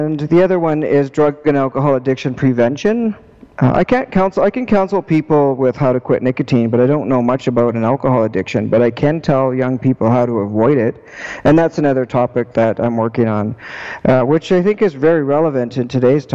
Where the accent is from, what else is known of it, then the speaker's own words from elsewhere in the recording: Prince George, British Columbia, Canada; now in Victoria, Canada; I'm from Prince George. And I currently live in Victoria